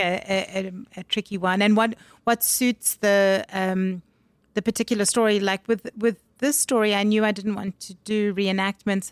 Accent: Durban, KwaZulu-Natal, South Africa; also born or lived in Harare, Zimbabwe; I was born in Zimbabwe and I grew up in Durban

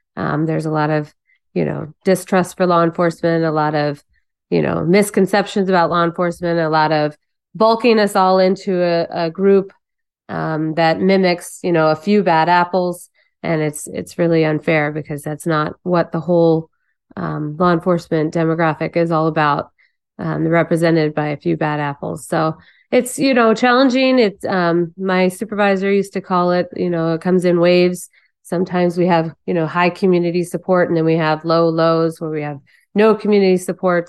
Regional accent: Phoenix, Arizona, United States; we grew up in Phoenix, so we had a great time here. That's why I stayed

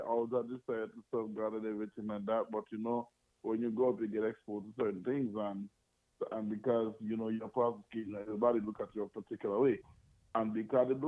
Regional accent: Antigua & Barbuda; also born or lived in Dominica / U.S. Virgin Islands; now in United States; I was born in the beautiful island of Dominica, that's in the Caribbean. You know, and I grew up in Antigua, and I've lived in the U.S. Virgin Islands.

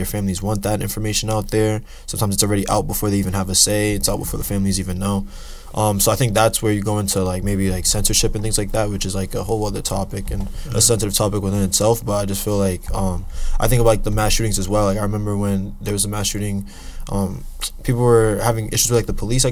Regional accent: Boston, Massachusetts, United States; also born or lived in New Jersey; I moved to Boston when I was younger

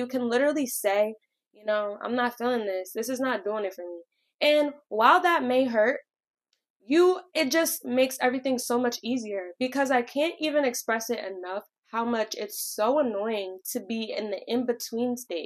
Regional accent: Connecticut, United States; I'm from Connecticut, and I am 23

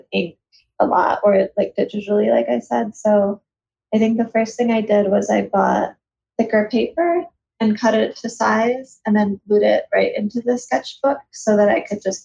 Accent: Buffalo, New York, United States; I'm from Buffalo, New York, and there wasn't much of an illustration scene

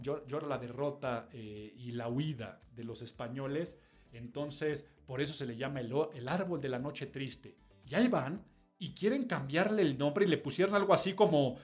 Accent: Mexico; nuestra calidad de vida como mexicanos deja mucho, mucho, mucho que desear

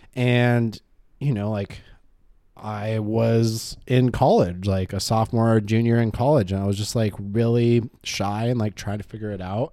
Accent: Claremont, California, United States; I'm from Claremont.

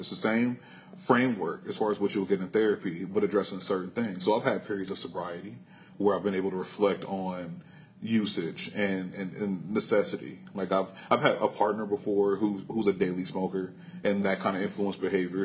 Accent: Compton, California, United States; born and raised here in Los Angeles. Compton if you want to be specific

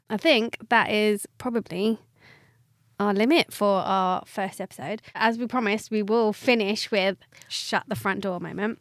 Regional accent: Watford, East of England, United Kingdom; I'm from Watford, so very south

